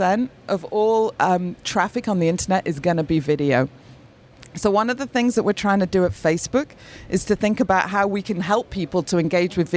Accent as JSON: {"language": "English", "town": "Manchester", "region": "North West England", "country": "United Kingdom", "tie": "born or raised there", "said": "Manchester is my hometown"}